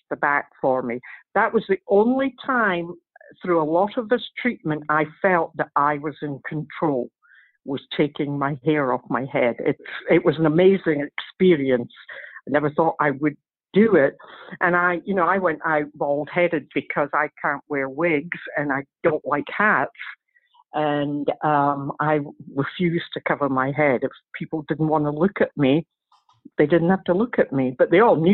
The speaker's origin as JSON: {"language": "English", "region": "Scotland", "country": "United Kingdom", "moved": "yes", "said": "I'm from Scotland"}